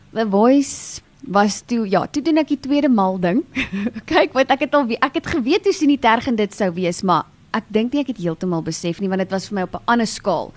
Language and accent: Afrikaans; Meyerton, Gauteng, South Africa; Meyerton is waar ek gebore en getoe is.